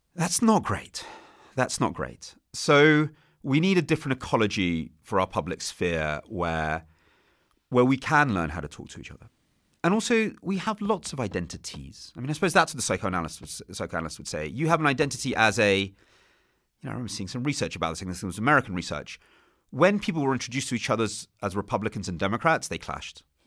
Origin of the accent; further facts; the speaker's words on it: England, United Kingdom; that's how we're taught it in England